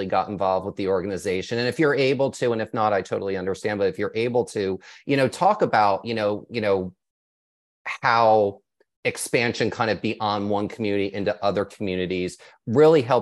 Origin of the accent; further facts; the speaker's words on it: Austin, Texas, United States; I'm from Austin